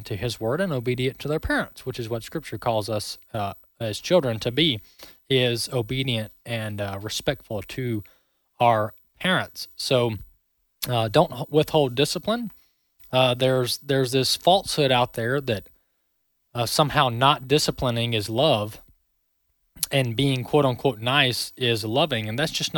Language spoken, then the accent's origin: English; Mississippi, United States; I'm from the South, born and raised in Mississippi